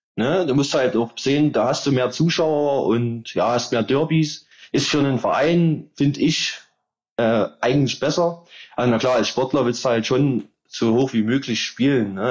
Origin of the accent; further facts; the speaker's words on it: Meerane, Saxony, Germany; Merane damals, da wo ich herkomme